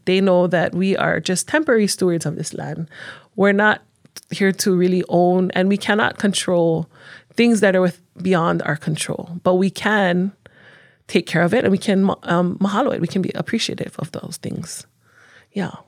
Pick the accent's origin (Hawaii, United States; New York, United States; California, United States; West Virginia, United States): Hawaii, United States; Honolulu; moved away as an adult; now in Hawaii Island, United States; growing up on Oahu, um, you don't have a lot of, especially in Honolulu, where I'm from, I'm from the east side